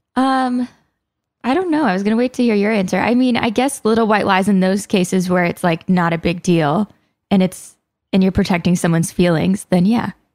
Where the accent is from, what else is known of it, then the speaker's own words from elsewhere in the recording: the South, United States; I grew up in the South